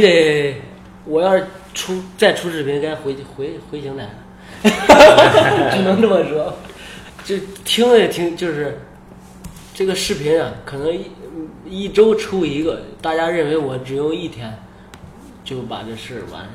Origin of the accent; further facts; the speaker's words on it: China; 我是中国的